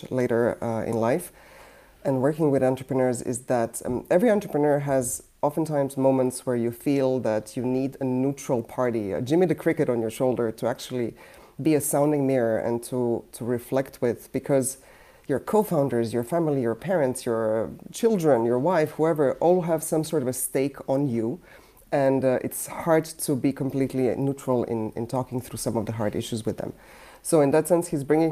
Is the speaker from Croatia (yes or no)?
yes; Croatia; now in United States; I come from Yugoslavia turned Croatia, meaning socialist country turning into a sort of transitioning into a more capitalist system